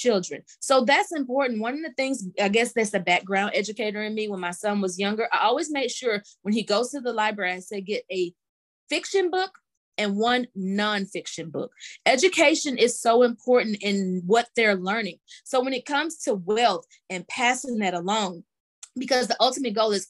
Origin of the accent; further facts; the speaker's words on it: Mississippi, United States; now in Georgia, United States; I'm from Mississippi and living now in Georgia, just a Southern girl